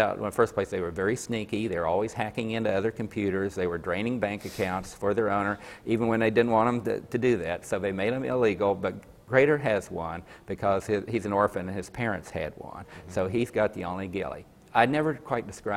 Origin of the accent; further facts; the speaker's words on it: Coalwood, West Virginia, United States; me growing up in Colwood. I thought it was a pretty cool place to live